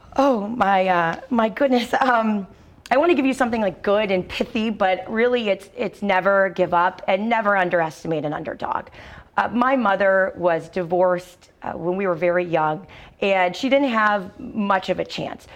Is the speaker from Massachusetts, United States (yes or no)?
yes; Massachusetts, United States; now in Rhode Island, United States; I was raised in Massachusetts during education reform